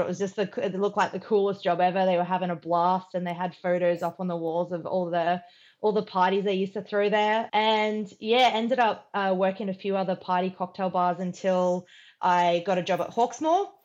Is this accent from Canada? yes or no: no; Queensland, Australia; moved away as an adult; also born or lived in United Kingdom / Sydney / Melbourne; I'd never lived outside of my hometown in Queensland